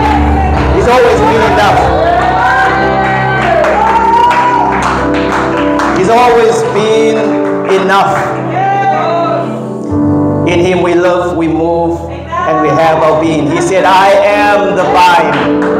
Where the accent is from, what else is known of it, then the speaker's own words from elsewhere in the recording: Pietermaritzburg, KwaZulu-Natal, South Africa; I'm born proud from Sleepy Hollow.